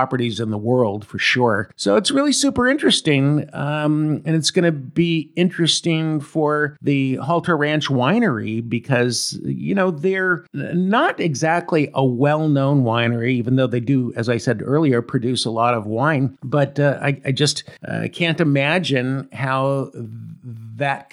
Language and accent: English; Paso Robles, California, United States; I am from the Paso Robles region